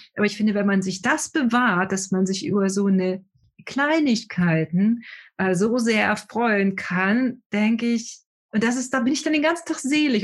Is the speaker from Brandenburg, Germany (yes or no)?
yes; Brandenburg, Germany; Ich komme aus Brandenburg, da gibt es keine Berge